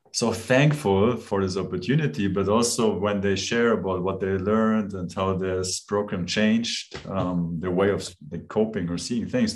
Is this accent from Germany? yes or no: yes; Germany; now in Switzerland; I'm from Germany. I now live in Switzerland